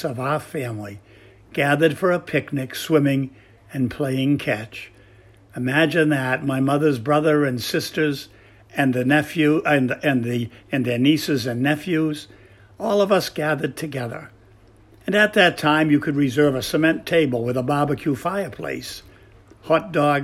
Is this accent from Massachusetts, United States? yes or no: yes; Melrose, Massachusetts, United States; Growing up on Morgan Street in Melrose, Massachusetts